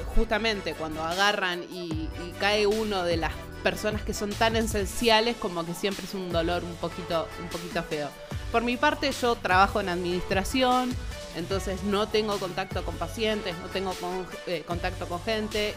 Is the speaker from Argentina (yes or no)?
yes; Argentina; nosotros somos Argentina